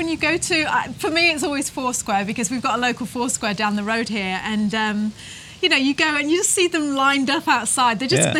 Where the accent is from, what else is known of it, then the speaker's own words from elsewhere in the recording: England, United Kingdom; moved away as an adult; now in Taranaki, New Zealand; we are British.